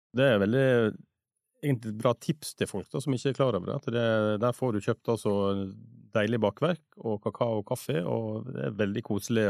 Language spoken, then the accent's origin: Norwegian; Western Norway, Norway; mange av oss vestlendinger